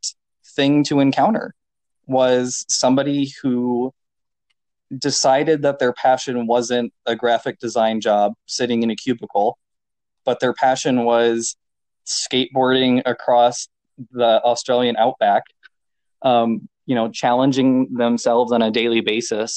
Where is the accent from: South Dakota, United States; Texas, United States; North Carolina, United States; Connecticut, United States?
South Dakota, United States; Chamberlain; my hometown was the starting point